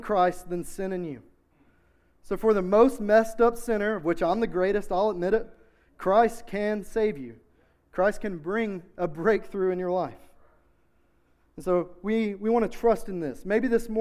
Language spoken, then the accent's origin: English; Knoxville, Tennessee, United States; I grew up in South Knoxville. I'm a South Knoxville boy